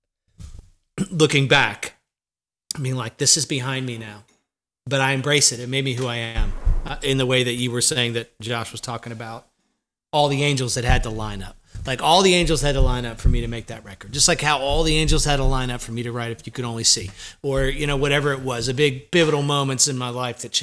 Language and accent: English; Jersey Shore, New Jersey, United States; now in Nashville, United States; I came from the Jersey Shore in probably the worst time to grow up on the Jersey Shore in the 80s